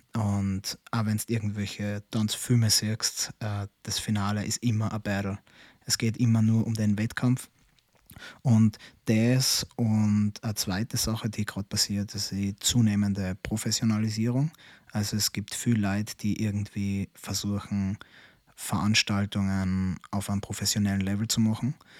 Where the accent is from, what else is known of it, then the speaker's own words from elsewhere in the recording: Austria; bei uns in Österreich